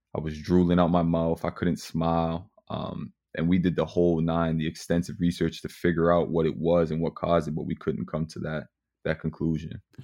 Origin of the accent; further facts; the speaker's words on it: Mississauga, Ontario, Canada; growing up in Mississauga